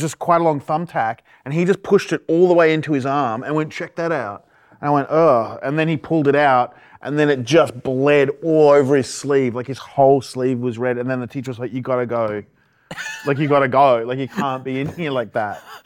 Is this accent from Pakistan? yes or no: no; Ipswich, Queensland, Australia; When I got to this private school, suddenly I was from Red Bank